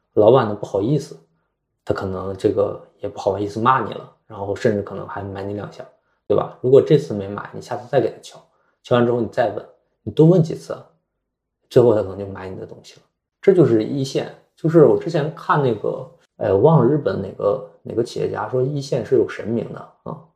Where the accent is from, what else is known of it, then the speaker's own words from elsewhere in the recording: Changchun, Jilin, China; moved away; 我老家是长春的嘛